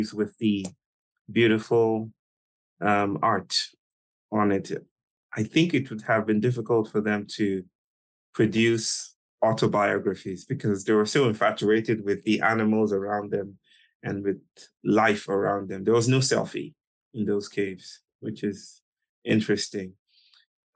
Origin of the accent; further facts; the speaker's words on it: Nigeria; I was born in Nigeria in 1983 to a beautiful family